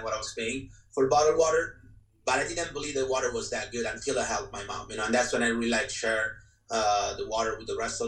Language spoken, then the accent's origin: English; Italy; moved away as an adult; now in California, United States; I'm from Italy, born and raised.